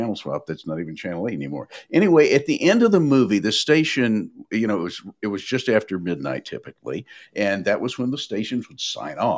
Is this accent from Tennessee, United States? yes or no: yes; Nashville, Tennessee, United States; growing up in Nashville in the 50s